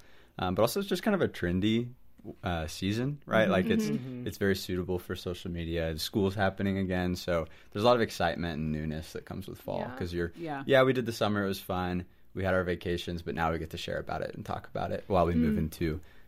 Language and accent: English; Texas, United States; I'm from Texas.